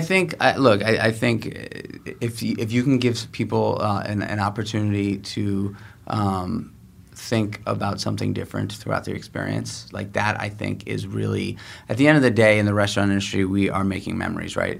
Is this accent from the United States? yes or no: yes; New York City, New York, United States; I was born and raised in New York City